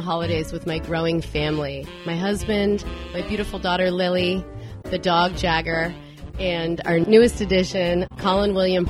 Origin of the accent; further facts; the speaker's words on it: Germany; moved away; with Kiever Vineyards, and my favorite holiday memories are from growing up in Germany and walking the Christmas markets.